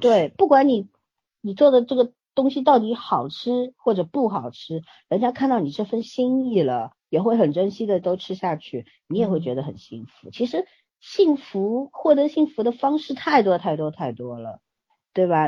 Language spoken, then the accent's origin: Chinese; China; 我们中国人有文化